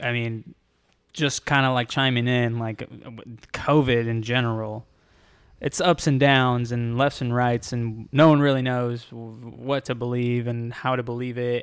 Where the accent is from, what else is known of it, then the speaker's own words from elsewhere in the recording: Texas, United States; now in Florida, United States; I'm from Texas